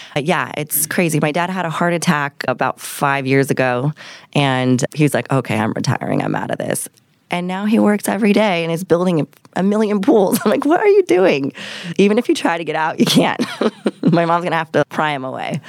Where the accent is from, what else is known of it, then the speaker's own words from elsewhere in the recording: Encinitas, California, United States; now in Temecula, United States; I grew up in Encinitas, California